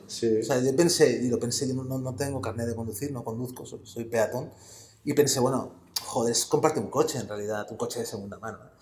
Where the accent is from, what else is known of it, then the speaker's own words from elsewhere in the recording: Barcelona, Catalonia, Spain; Yo soy de La Verneda, que es un barrio del extrarradio de Barcelona